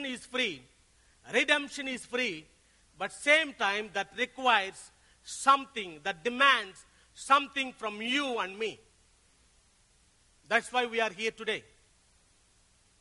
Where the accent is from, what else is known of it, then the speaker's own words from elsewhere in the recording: Tenali, Andhra Pradesh, India; I came from South India, a place called Tenali, which is near to Hyderabad.